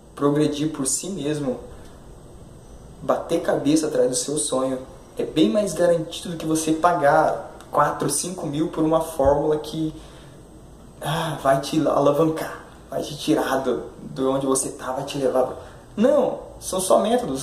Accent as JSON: {"language": "Portuguese", "town": "Curitiba", "region": "Paraná", "country": "Brazil", "said": "sou de Curitiba"}